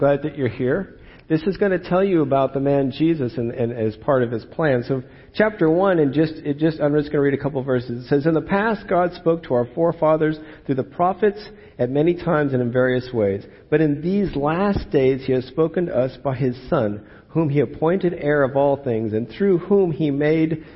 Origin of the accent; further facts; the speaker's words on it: California, United States; I'm born and raised in California